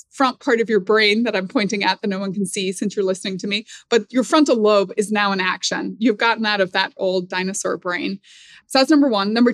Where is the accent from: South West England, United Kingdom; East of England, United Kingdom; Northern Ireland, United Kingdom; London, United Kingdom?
Northern Ireland, United Kingdom; Like I grew up in Northern Ireland.